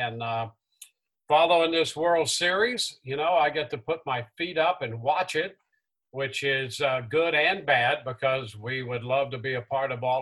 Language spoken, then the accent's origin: English; St. Louis, Missouri, United States; moved away; growing up in the St. Louis area